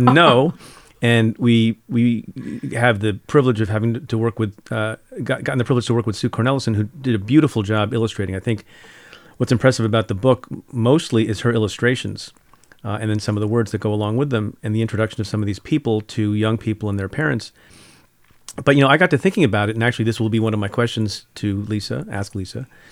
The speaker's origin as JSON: {"language": "English", "country": "India", "tie": "born or raised there", "moved": "yes", "said": "I'm from India, was born in India"}